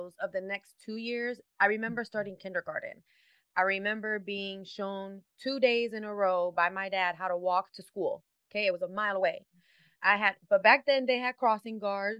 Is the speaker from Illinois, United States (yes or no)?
yes; Chicago, Illinois, United States; I was born and raised in Chicago, in the city, not the outskirts